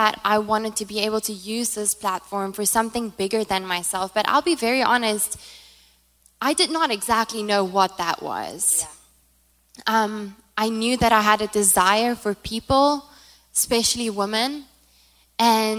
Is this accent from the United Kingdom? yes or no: no; South Africa; first language Afrikaans; English is a second language; moved away as an adult; now in United States; I'm from South Africa, by the way, if you haven't heard the accent